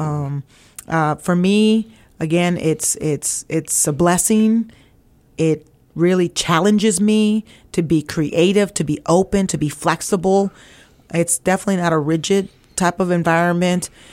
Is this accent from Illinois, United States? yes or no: no; Weslaco, Texas, United States; moved away as an adult; also born or lived in Ohio; I'm originally from a little town called West Laco, Texas